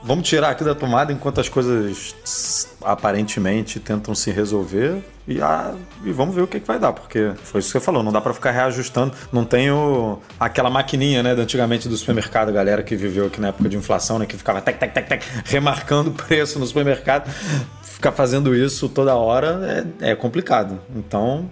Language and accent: Portuguese; Rio de Janeiro, Brazil; E eu, quando morava no Horto, que eu passei minha infância inteira no Horto, eu morava muito próximo do Serpro, aqui no Rio de Janeiro